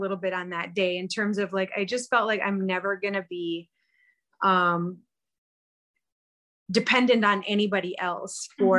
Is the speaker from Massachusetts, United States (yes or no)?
no; South Dakota, United States; also born or lived in Minneapolis; We're both from South Dakota, but kind of originally East River kids